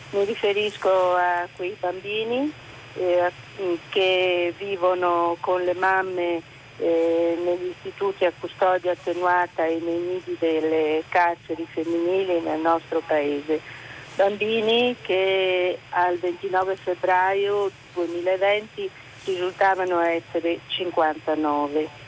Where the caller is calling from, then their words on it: Venice, Veneto, Italy; siamo da Venezia